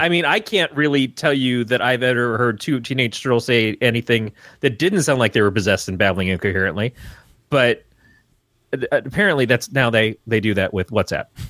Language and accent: English; Michigan, United States; I grew up in Michigan.